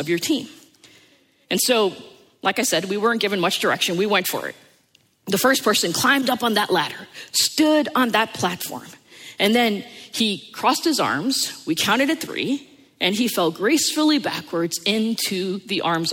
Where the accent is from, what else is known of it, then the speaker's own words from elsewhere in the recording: United States; growing up in the New York, New Jersey area